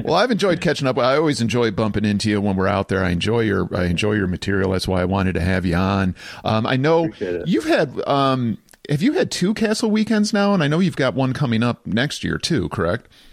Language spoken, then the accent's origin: English; Farmington Hills, Michigan, United States; I grew up in Farmington Hills